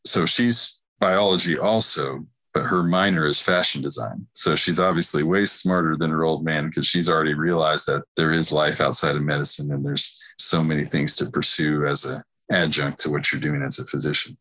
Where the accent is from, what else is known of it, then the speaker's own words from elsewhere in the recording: Dallas, Texas, United States; also born or lived in Nashville, Tennessee; where I grew up here in North Dallas